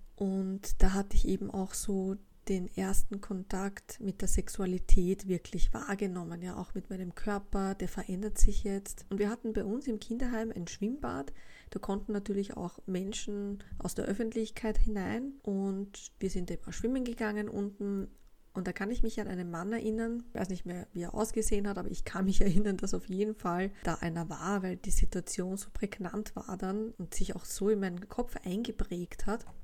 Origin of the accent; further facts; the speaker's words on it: Vienna, Austria; Gegangen bin ich in der Wittelsbachstraße zur Schule im zweiten Bezirk